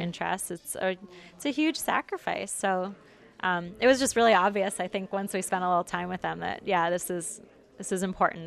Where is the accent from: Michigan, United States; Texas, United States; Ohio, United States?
Michigan, United States; Detroit; I'm from Michigan, from the Detroit area